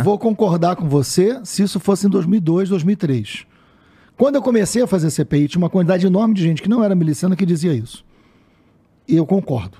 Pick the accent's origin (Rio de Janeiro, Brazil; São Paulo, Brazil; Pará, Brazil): Rio de Janeiro, Brazil; Niterói; na periferia de Niterói, onde eu fui criado, onde eu morei até os 40 anos de idade